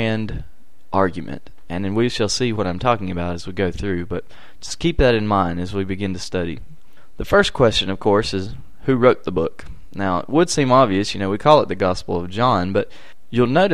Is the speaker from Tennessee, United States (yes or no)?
no; Charlotte, North Carolina, United States; I'm from Charlotte, North Carolina